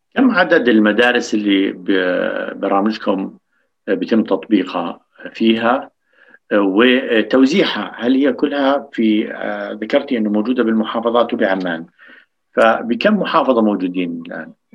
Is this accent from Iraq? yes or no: no; Jordan; عندنا بالاردن